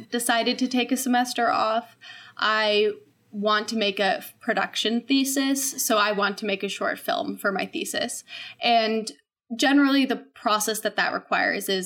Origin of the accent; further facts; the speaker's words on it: Whidbey Island, Washington, United States; moved away as an adult; also born or lived in New Haven, Connecticut; I am originally from Whidbey Island, Washington State, which is like this little teeny island north of Seattle.